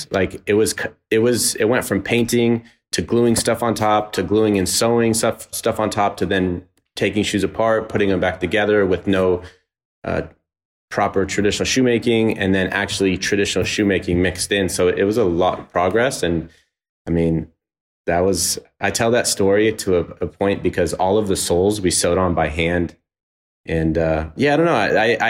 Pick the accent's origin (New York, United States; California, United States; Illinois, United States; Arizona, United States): California, United States; So I'm from the Bay Area. I'm from Northern California, and Guillermo is also from the Bay Area.